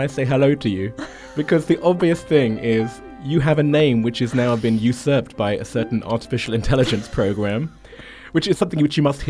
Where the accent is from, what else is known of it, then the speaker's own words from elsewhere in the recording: United Kingdom; but as a Brit, I just can't say it that way.